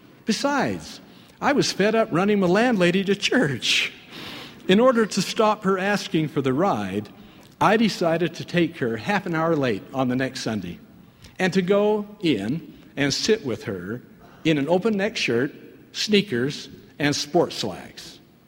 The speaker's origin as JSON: {"language": "English", "country": "Ireland", "tie": "born or raised there", "also_born_or_lived": "Canada", "moved": "as an adult", "said": "In 1957, at the age of 21, I emigrated from Ireland, where I had grown up, to Canada."}